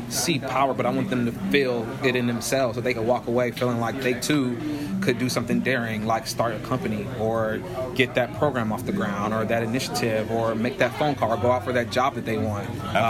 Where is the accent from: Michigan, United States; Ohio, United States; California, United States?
Ohio, United States; Cleveland; I'm a kid from Cleveland.